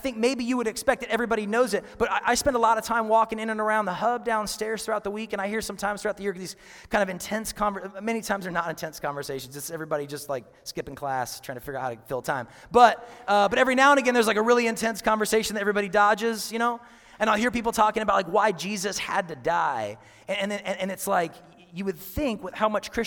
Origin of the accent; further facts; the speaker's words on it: Seattle, Washington, United States; moved away; I'm from Seattle